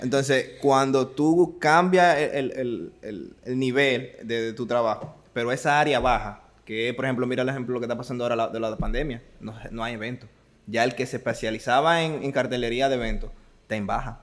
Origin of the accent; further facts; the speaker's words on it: San Francisco de Macorís, Duarte, Dominican Republic; moved away; yo vengo de, de la tercera ciudad de, este país, San Francisco de Macorís, serie 56